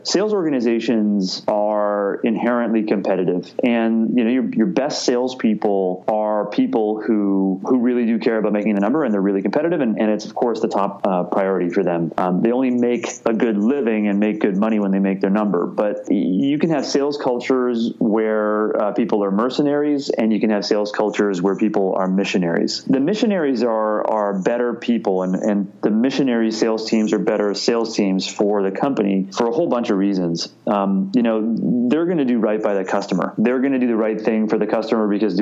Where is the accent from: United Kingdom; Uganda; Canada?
Canada; now in United States; being Canadian